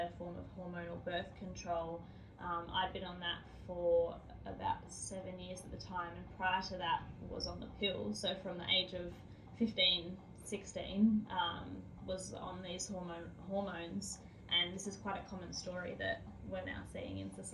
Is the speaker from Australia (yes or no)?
yes; Australia; being Australian